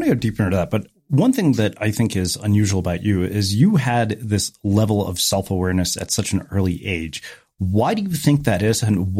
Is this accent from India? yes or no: yes; India; I'm Indian, man. You don't have to tell me that.